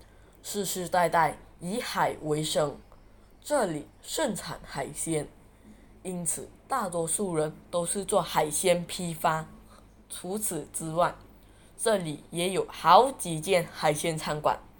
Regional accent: Sabak Bernam district, Selangor, Malaysia; 这里就是雪兰莪中沙白县新沟。我的家乡是个潮州小渔村，村里的房子都是沿海信简，而且大多数都是高脚屋。

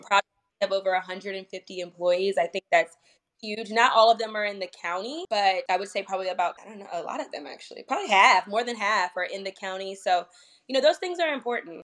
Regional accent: Northern Virginia, United States; moved away as an adult; also born or lived in Washington D.C. area / Sterling, Virginia / Ashburn, Virginia / Leesburg, Virginia; I originally grew up in Northern Virginia

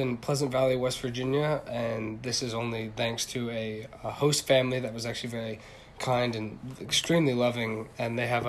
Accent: Shinjuku, Tokyo, Japan; So I was born in Shinjuku, Japan, and that's where I grew up and actually where I was raised.

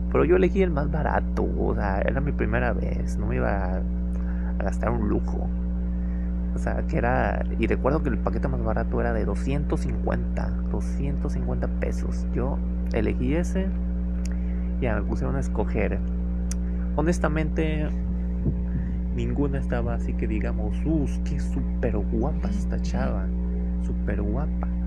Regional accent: Ciudad Madero, Tamaulipas, Mexico; ¿Qué voy a estar haciendo en Altamira? Si yo soy de Madero.

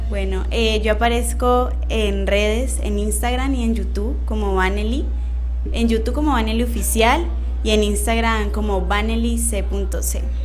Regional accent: Colombia; uno ser como colombiana

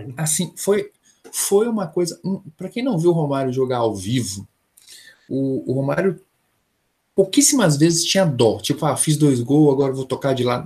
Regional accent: São Paulo, Brazil; paulista que torce pro Flamengo

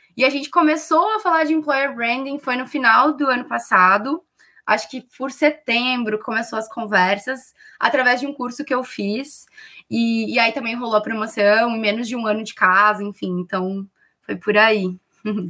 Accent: Rio Grande do Sul, Brazil; accent: gaúcho; moved away as an adult; now in São Paulo, Brazil; a minha transferência do Rio Grande do Sul para São Paulo, vocês devem perceber pelo meu sotaque que eu sou gaúcha

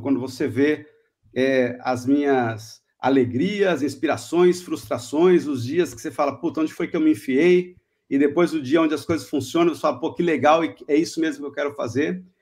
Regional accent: Itanhaém, São Paulo, Brazil; moved away; Eu sou originalmente de Itanhaém, mas Fiquei fora daqui por 40 anos, voltei agora

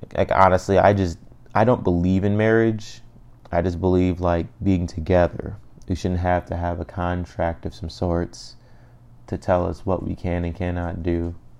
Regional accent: Cleveland, Ohio, United States; I'm from Cleveland

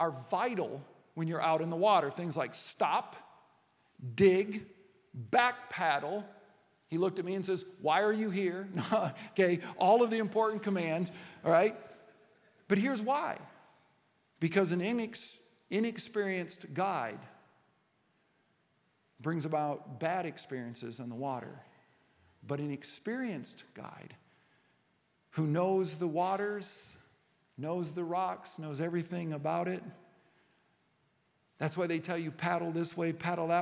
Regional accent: United States

